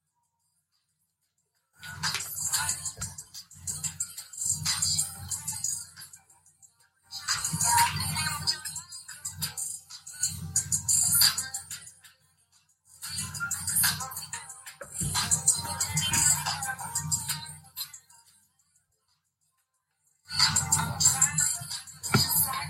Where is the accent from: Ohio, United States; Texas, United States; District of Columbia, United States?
Texas, United States; accent: Texas slang; I'm from Texas